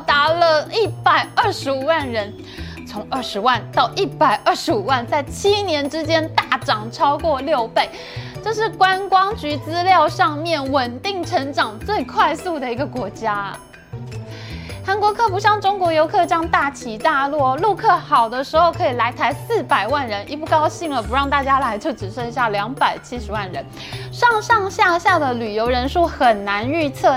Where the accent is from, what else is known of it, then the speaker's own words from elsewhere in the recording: Taipei, Taiwan; 我们台北人